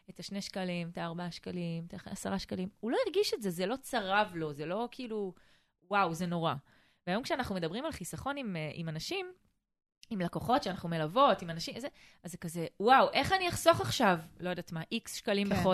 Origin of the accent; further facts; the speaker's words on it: Eilat, Southern District, Israel; moved away as an adult; שאני תושבת אילת במקור, {S1} mm-hmm. נולדתי באילת, {S0} ושם חייתי עד בערך גיל 20, אז כל הילדות שלי עברה שם.